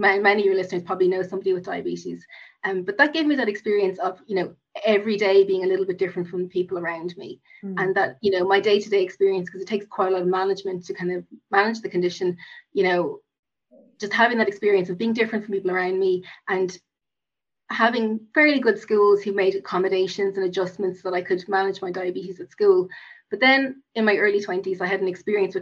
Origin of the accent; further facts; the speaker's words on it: Cork, Munster, Ireland; also born or lived in United States; I grew up in Cork, which I have to mention as a Cork woman